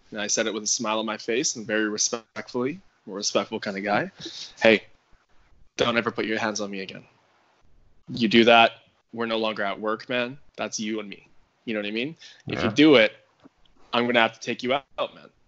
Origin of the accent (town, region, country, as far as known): Canada